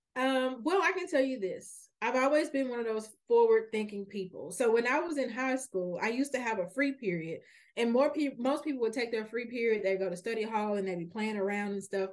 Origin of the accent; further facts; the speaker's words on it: Memphis, Tennessee, United States; now in Nashville, United States; I'm actually a, a native Memphian. I, I'm, I was born and raised in Memphis my entire life